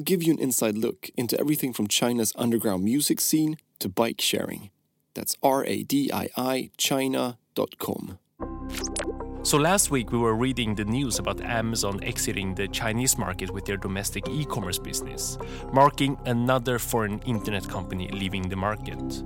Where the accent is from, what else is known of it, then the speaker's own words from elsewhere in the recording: Sweden; moved away; I grew up in Sweden